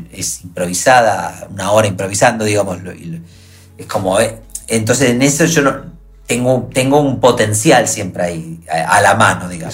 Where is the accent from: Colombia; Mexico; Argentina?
Argentina; Rosario, Santa Fe; soy de Rosario